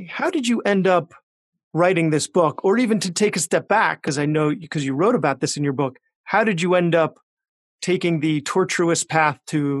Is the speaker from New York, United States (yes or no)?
yes; Long Island, New York, United States; I grew up on Long Island where there was no need for more Jewish doctors. Myself being a right. Jewish doctor as well